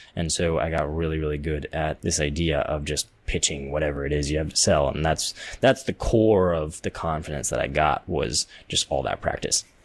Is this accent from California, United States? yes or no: yes; Central Valley, California, United States; I was growing up in the Central Valley in California